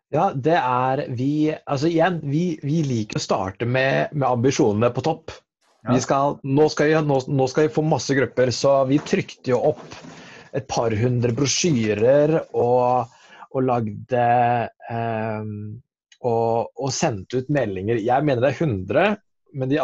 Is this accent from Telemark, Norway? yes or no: yes; Porsgrunn, Telemark, Norway; now in Oslo, Norway; jeg er fra Porsgrunn. Eh, oppvokst i Metodikirken